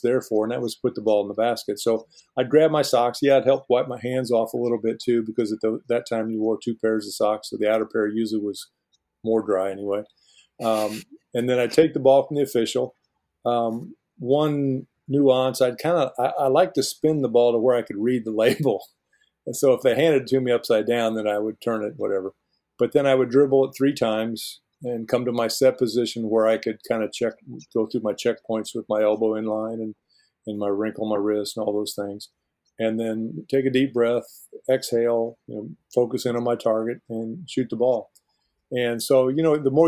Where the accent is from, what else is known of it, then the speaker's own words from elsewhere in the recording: Fort Wayne, Indiana, United States; I'm a small town Indiana kid, even though I grew up in Fort Wayne